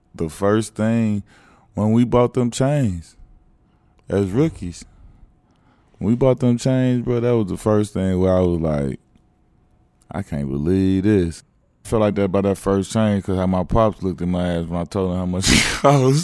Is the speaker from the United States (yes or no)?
yes; Chicago, Illinois, United States; I grew up in Chicago.